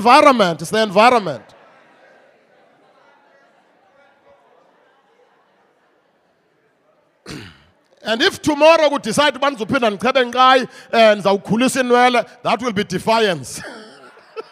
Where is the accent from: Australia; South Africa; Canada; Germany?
South Africa; Mthatha, Eastern Cape; moved away; I come from the Transkei, old Transkei, Kulele Mtata, and right there, Mtata, we had a president in our homeland